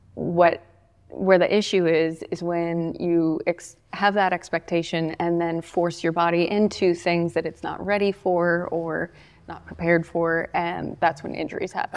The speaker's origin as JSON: {"language": "English", "town": "Bluff City", "region": "Tennessee", "country": "United States", "tie": "born or raised there", "said": "I grew up around here. I grew up in Bluff City."}